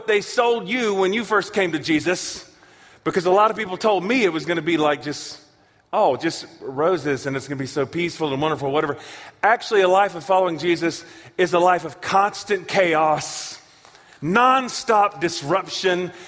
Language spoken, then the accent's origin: English; Charlotte, North Carolina, United States; now in Tulsa, United States; I am from Charlotte, North Carolina, where Reverend Billy Graham is from